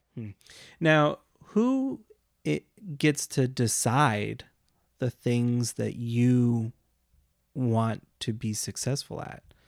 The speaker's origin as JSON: {"language": "English", "country": "United States", "tie": "born or raised there", "said": "we grew up in the United States"}